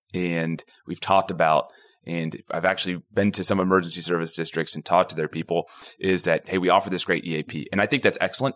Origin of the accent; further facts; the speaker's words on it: Houston, Texas, United States; it's really small when I grew up here. So I, I, I actually came back home to, to start everything. I'm from the Houston area. I mean, I went to Klein High School.